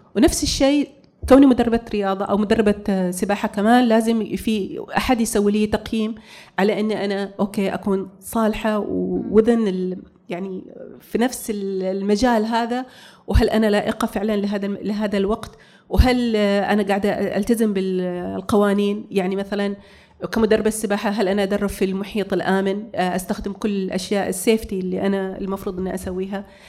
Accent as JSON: {"language": "Arabic", "country": "Saudi Arabia", "also_born_or_lived": "United States / Bahrain", "said": "انا اول سعوديه تقود الدراجه الناريه"}